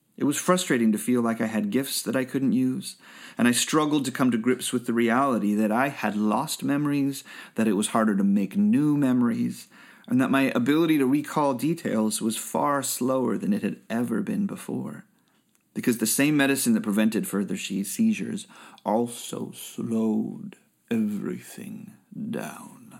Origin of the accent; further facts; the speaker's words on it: Bay Area, California, United States; I grew up in the Bay Area